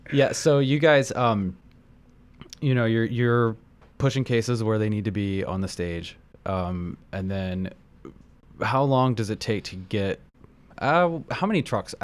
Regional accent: Midwest, United States; moved away; I grew up in the Midwest.

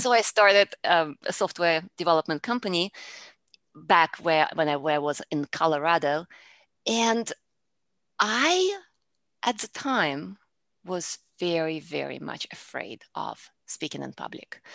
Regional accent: Russia; English is a second language; moved away as an adult; now in Houston, United States; I, originally, I am from Russia, and I came to the United States, uh, when I was in my early twenties

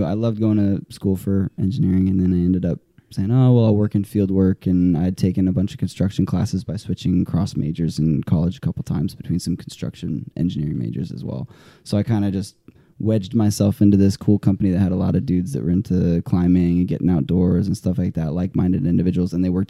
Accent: Colorado, United States; also born or lived in Ohio / Nebraska; Colorado for the first 8, super short stint in Ohio after that, and then 9 until he retired. And then I went through college in Nebraska for the remainder of that.

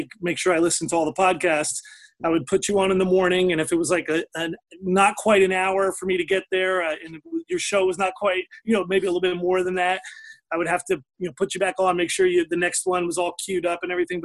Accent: Richmond, Virginia, United States; Richmond, Virginia

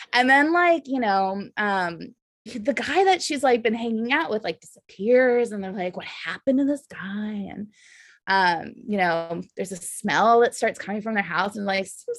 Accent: the South, United States; accent: Valley girl; moved away as an adult; also born or lived in Austin, Texas; now in San Francisco, United States; growing up in the South

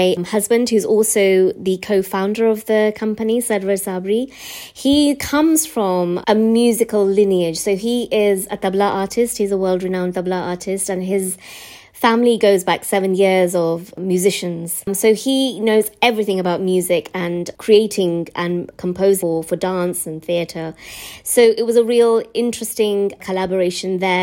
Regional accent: West Midlands, United Kingdom; My experiences as a British-born Asian child from the West Midlands

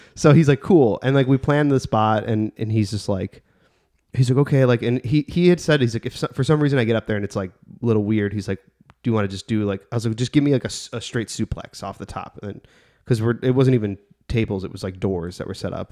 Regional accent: Bridgeview, Illinois, United States; my hometown of Bridgeview

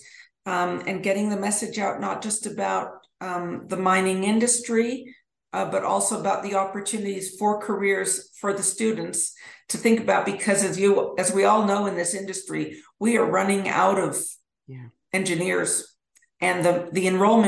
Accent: Edmonton, Alberta, Canada; now in Denver, United States; I grew up in Edmonton, Alberta

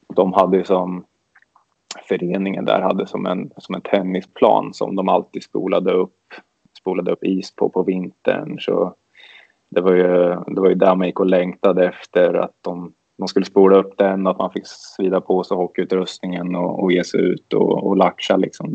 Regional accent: Örebro, Örebro County, Sweden; när man växte upp att det var mycket ÖSK

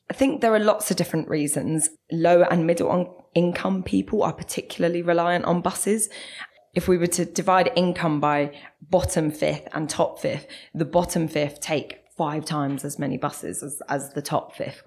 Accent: London, United Kingdom; moved away as an adult; now in Manchester, United Kingdom; as you might be able to tell, I'm from South London

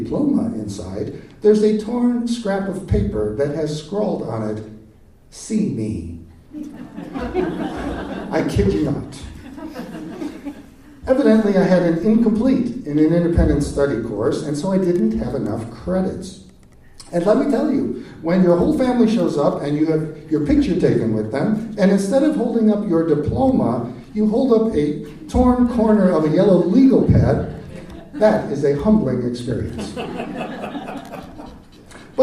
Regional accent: Chicago, Illinois, United States; moved away as an adult; growing up in Chicago

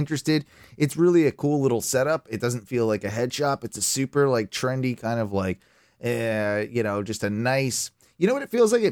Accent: United Kingdom; as a Brit, as a traditionalist

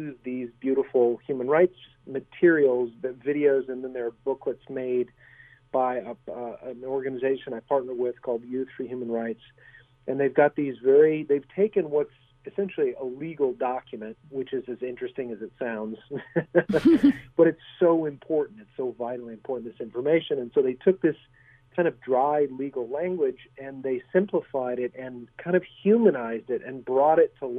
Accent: United States; also born or lived in Germany; I grew up overseas mainly. I'm an American, but my parents were teachers for military dependents in Europe, and I happened to be there when the Iron Curtain fell

